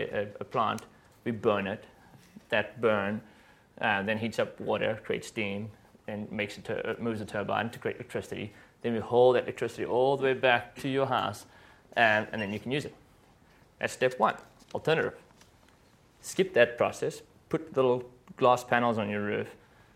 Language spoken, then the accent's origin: English; South Africa; I'm from South Africa